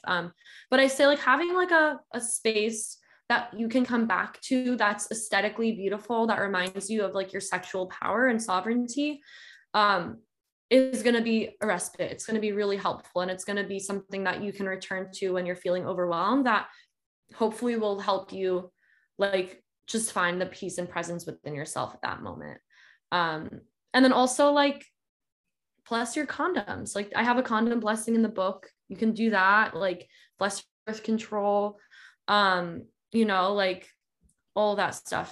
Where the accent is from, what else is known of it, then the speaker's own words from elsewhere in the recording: Georgia, United States; also born or lived in South Carolina; now in California, United States; I grew up in Georgia and went to school in South Carolina